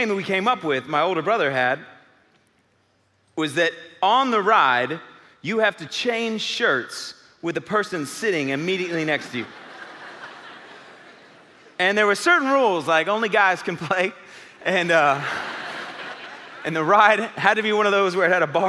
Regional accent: Houston, Texas, United States; moved away; It's my old stomping grounds. I grew up in Houston

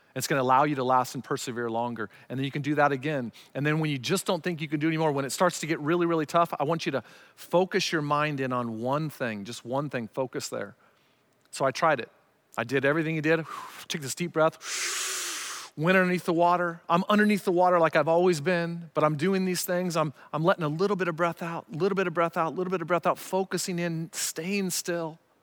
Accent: Arizona, United States; growing up in Arizona

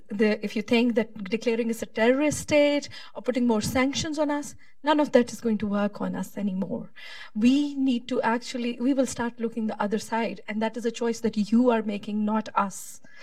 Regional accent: Pakistan; I'm here from Pakistan.

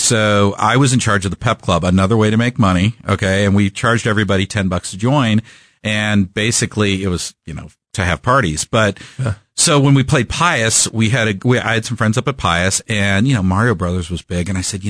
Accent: Kansas City, Missouri, United States; Born and raised in Kansas City. I grew up in a three-bedroom, one-bath on Gregory and Warnell, Dartmouth Road.

